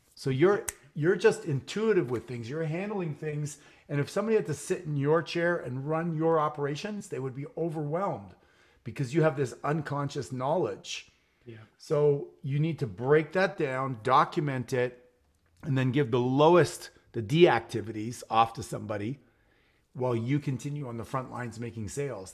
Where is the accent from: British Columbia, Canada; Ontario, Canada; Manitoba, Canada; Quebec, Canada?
Quebec, Canada; Montreal; now in Phoenix, United States; I'm a Canadian also living in Phoenix right now. I grew up in Montreal, Canada